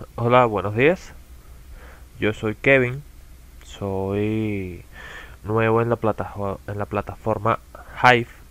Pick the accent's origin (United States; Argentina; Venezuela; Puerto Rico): Venezuela; Caracas, Capital District; soy de Venezuela, en las afueras de Caracas, más precisamente